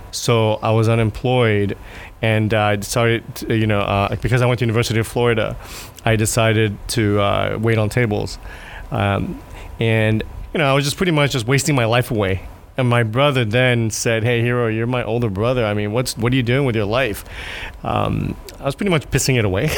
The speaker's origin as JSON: {"language": "English", "country": "Japan", "said": "I'm from Japan"}